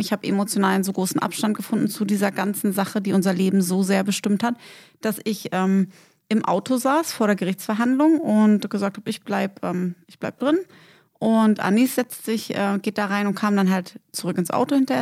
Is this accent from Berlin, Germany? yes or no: yes; Berlin, Germany; moved away; Und dann sind wir natürlich in unserer Heimatstadt